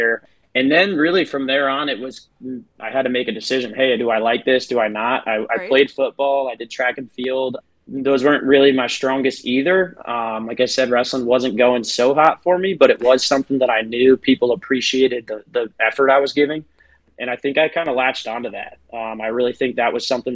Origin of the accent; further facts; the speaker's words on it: New York, United States; moved away as an adult; now in Clinton, South Carolina, United States; I'm actually from New York originally